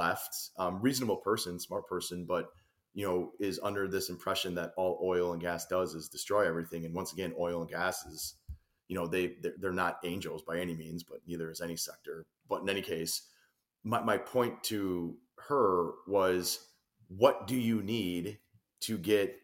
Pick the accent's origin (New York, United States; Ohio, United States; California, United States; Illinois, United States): Illinois, United States; moved away as an adult; now in Florida, United States; I'm a transplant to Florida, but I grew up and spent, you know, almost my entire adult life in Illinois